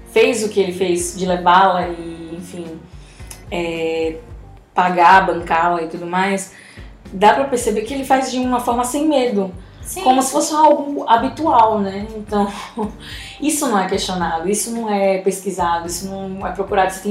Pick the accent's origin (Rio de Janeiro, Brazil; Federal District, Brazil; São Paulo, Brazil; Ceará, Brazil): Rio de Janeiro, Brazil; born there; eu nasci no Rio de Janeiro, dia 7 de dezembro de 1964.